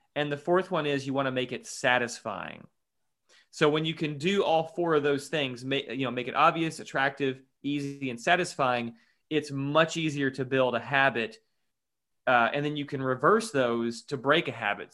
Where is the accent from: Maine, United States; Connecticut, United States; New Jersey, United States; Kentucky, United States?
Kentucky, United States; Louisville; I'm from Louisville, Kentucky. Uh, that's where I'm living right now